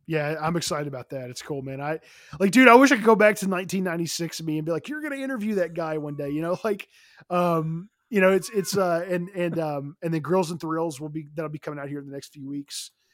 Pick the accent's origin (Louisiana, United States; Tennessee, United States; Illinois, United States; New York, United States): Tennessee, United States; Nashville; moved away; I'm originally from Nashville